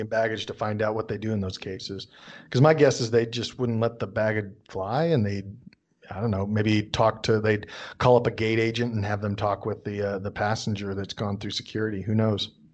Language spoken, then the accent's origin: English; United States; accent: American English; I'm an American speaking American English